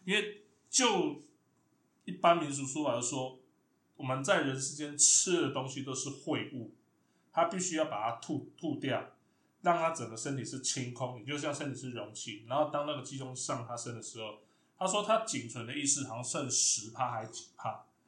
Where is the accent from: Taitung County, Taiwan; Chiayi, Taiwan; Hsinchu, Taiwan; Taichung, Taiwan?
Chiayi, Taiwan; now in Taipei, Taiwan; 我是嘉义出生嘛